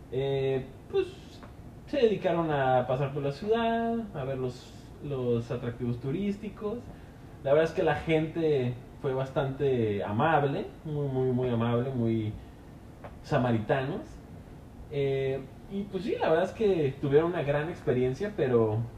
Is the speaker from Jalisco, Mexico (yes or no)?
yes; Guadalajara, Jalisco, Mexico; La verdad es que nosotros somos de Guadalajara, excelente, a mí me encanta Guadalajara, pero estamos aquí